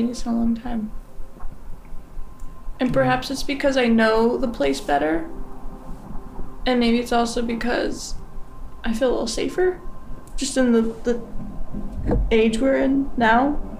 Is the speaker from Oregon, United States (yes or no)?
yes; Oregon, United States; also born or lived in San Jose, California; now in Seattle, United States; my neighborhood growing up in Oregon.